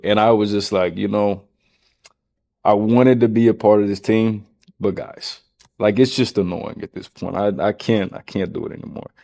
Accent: Round Rock, Texas, United States; I grew up here in Texas, here in Round Rock

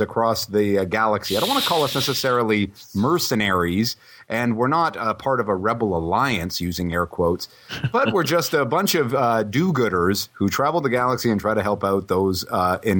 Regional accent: southwestern Ontario, Canada; when I was a kid growing up in southwestern Ontario

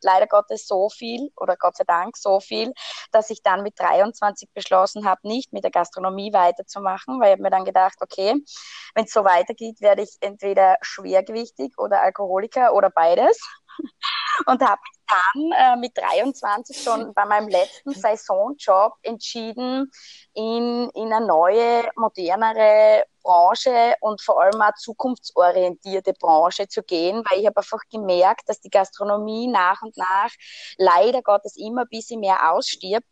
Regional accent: Styria, Austria; also born or lived in Switzerland; bei uns in der Steiermark, weil bei uns gibt es das gar nicht. Und bin dann tatsächlich mit 23 nach Hause gekommen

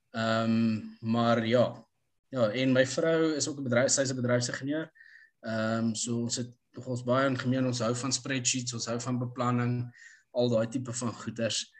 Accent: Pretoria, Gauteng, South Africa; born or raised there; also born or lived in Empangeni / London / United States

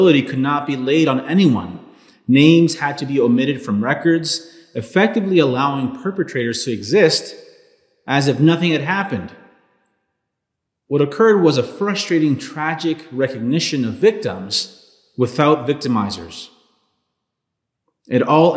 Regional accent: Los Angeles, California, United States; I was born in 1985 in Los Angeles, California

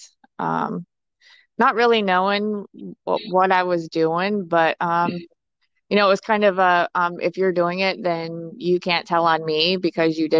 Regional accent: Ohio, United States; I am originally from Ohio

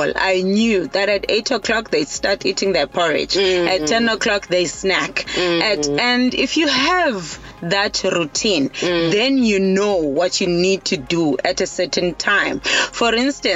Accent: Eastern Cape, South Africa; now in KwaZulu-Natal, South Africa; I'm all the way from the Eastern Cape. I grew up in the Eastern Cape. However, I'm based in KZN now.

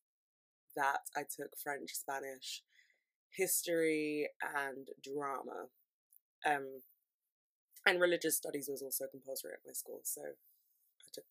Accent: London, United Kingdom; I'm from London

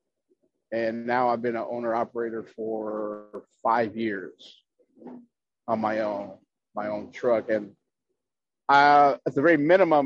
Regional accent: Chicago, Illinois, United States; now in San Antonio, United States; I'm originally from Chicago

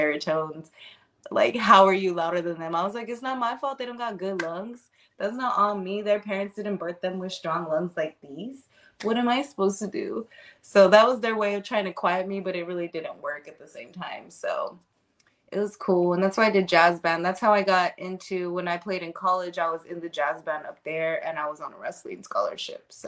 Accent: Texas, United States; I'm a Texan.

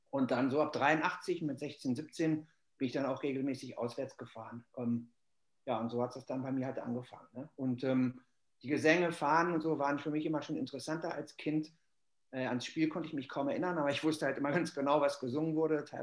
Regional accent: Hanover, Lower Saxony, Germany; Mein, mein, meine Eltern kommen eigentlich von der Nordseeküste, haben mich dann, ich bin in Hannover geboren

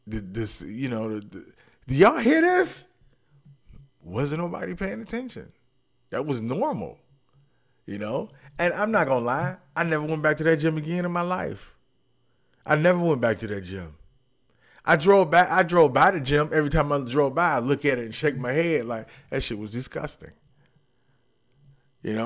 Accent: Detroit, Michigan, United States; moved away; I'm from Detroit too

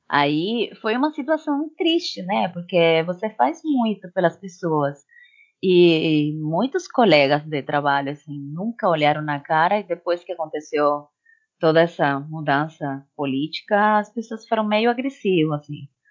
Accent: Cuba; Portuguese is a second language; moved away as an adult; now in Brazil; essa é minha minha terra mãe

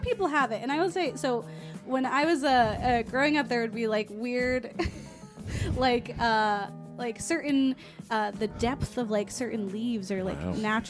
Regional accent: Florida, United States; moved away; I am from Florida, and we're like... We have all kinds of beaches. We got real beaches, and I grew up on them.

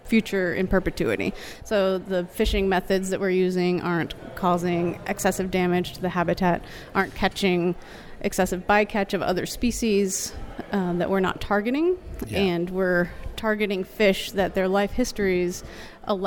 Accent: Aransas Pass, Texas, United States; I grew up in Aransas Pass, Texas, and used to be the shrimp capital of the United States.

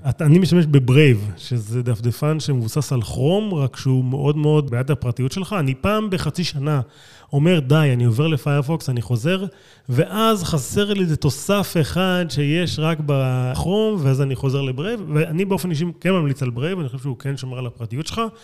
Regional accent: Israel; אני לא אמריקאי, אני ישראלי

